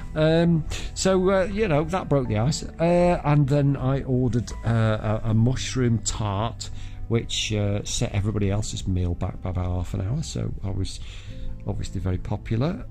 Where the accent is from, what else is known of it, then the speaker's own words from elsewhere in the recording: Southport, North West England, United Kingdom; my hometown of Southport